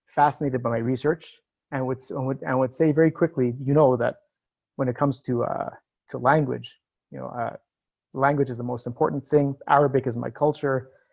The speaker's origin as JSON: {"language": "English", "town": "Montreal", "region": "Quebec", "country": "Canada", "moved": "as an adult", "lives_now": "Israel", "said": "I'm originally from Montreal, Quebec. I made Aliyah to Israel in 19- 94"}